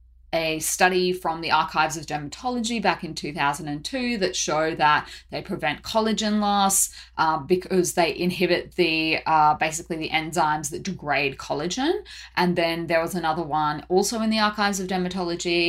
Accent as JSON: {"language": "English", "town": "Brisbane", "region": "Queensland", "country": "Australia", "moved": "yes", "lives_now": "Seoul, South Korea", "said": "I'm originally from Brisbane"}